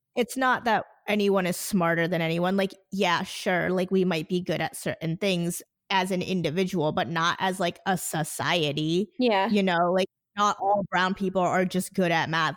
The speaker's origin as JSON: {"language": "English", "region": "New Jersey", "country": "United States", "tie": "born or raised there", "also_born_or_lived": "India"}